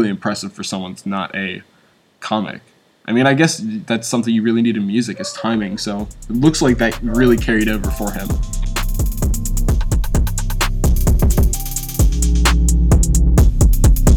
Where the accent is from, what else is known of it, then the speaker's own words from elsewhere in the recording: Deep South, United States; I grew up in the Deep South